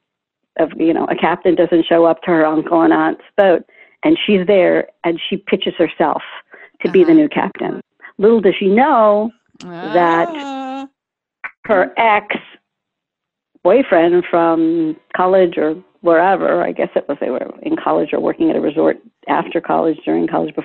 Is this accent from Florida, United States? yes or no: yes; Florida, United States; I grew up in Florida